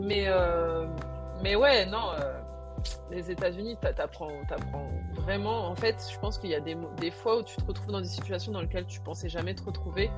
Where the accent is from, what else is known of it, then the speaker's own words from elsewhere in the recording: Réunion; moved away as an adult; also born or lived in United States; je viens de la Réunion où tout le monde est mélangé